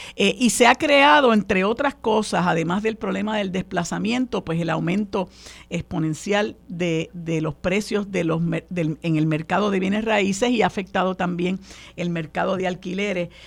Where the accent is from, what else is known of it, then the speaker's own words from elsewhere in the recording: Puerto Rico; nosotros en Puerto Rico